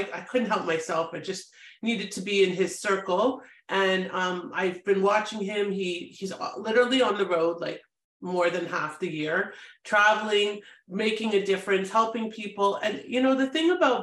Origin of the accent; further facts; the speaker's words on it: Toronto, Ontario, Canada; moved away as an adult; now in United States; I'm Canadian. I'm from a great city, Toronto